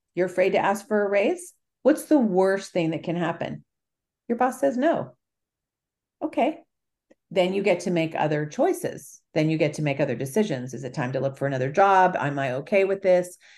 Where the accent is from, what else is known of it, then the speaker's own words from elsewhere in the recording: California, United States; also born or lived in Italy; I'm from California